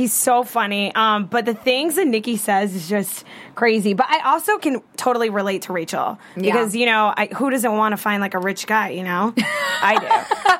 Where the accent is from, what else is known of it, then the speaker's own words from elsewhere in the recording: Florida, United States; now in California, United States; I'm from Florida